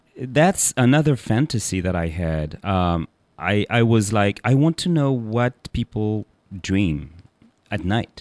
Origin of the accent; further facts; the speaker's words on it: Paris, Île-de-France, France; I'm a Parisian and I was born in Paris and grew up there